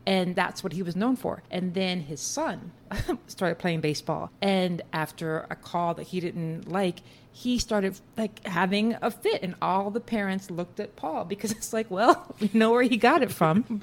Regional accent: Texas, United States; now in New York City, United States; I grew up in Texas for the most part, and football was just part of the culture

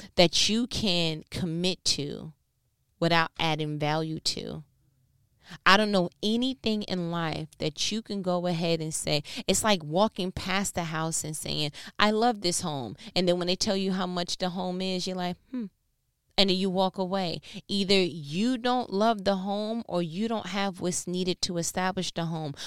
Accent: New York, United States; I'm from New York

